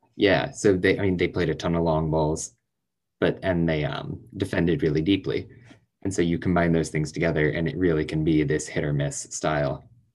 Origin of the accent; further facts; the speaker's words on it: Indianapolis, Indiana, United States; moved away; I'm from Indianapolis originally